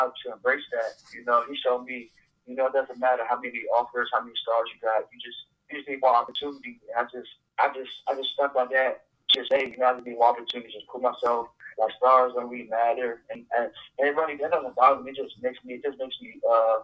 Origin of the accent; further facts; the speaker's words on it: Maryland, United States; Growing up in Maryland